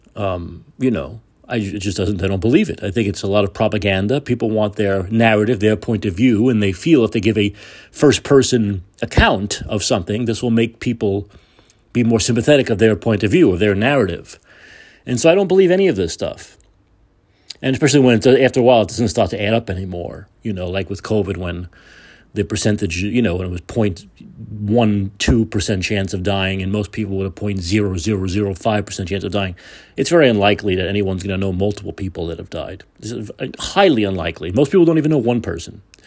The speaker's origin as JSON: {"language": "English", "country": "United States"}